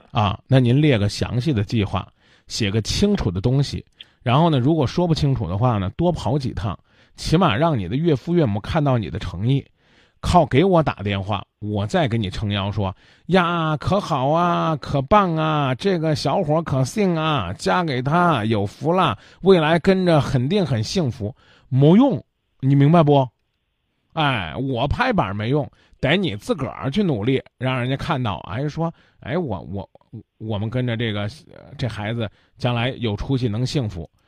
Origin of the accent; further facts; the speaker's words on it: Kaifeng, Henan, China; moved away; 河南开封那也是几朝古都啊，我的老家呀